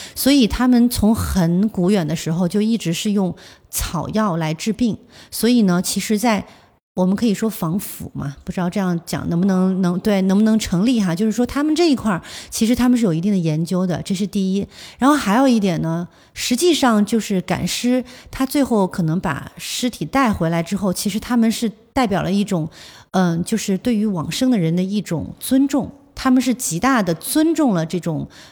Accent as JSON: {"language": "Chinese", "town": "Zhuzhou", "region": "Hunan", "country": "China", "said": "因为我本身我是株洲人"}